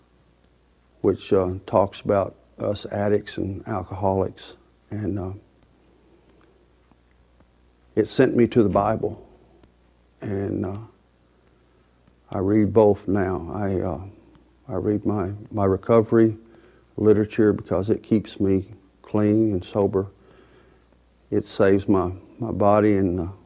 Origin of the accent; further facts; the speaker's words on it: Lawrenceburg, United States; I'm from Lawrenceburg